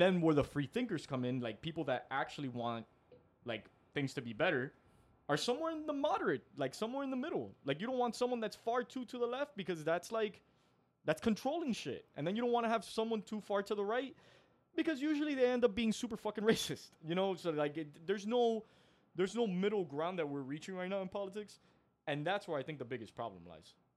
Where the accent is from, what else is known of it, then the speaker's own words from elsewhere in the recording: Miami, Florida, United States; we're from Miami